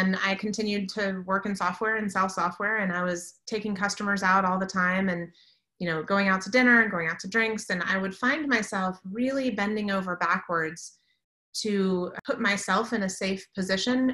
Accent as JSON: {"language": "English", "town": "Washington", "region": "District of Columbia", "country": "United States", "tie": "born or raised there", "said": "I grew up in the Washington, D.C. area"}